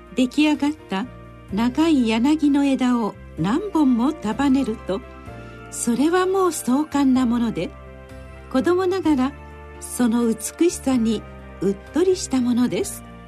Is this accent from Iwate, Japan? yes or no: no; Osaka, Japan; 私が子供だった頃生まれ育った大阪のお寺では餅花をよく作りました